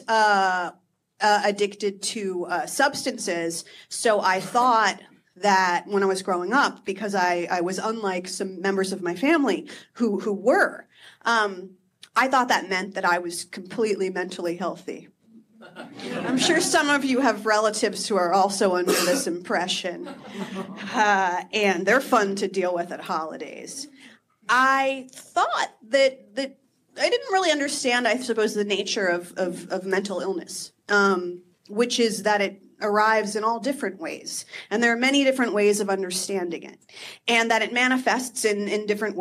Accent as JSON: {"language": "English", "region": "New Jersey", "country": "United States", "tie": "born or raised there", "said": "I grew up in New Jersey"}